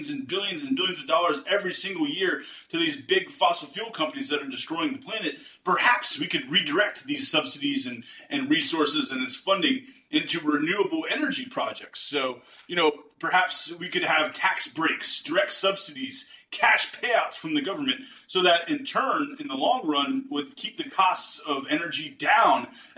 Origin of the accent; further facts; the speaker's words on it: East Coast, United States; moved away as an adult; now in Texas, United States; a lifelong East Coaster before I moved to Texas